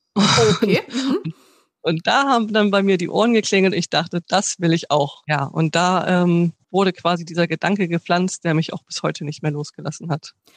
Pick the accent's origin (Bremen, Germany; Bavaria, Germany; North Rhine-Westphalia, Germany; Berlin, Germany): Bremen, Germany; ich bin eigentlich gebürtig aus Bremen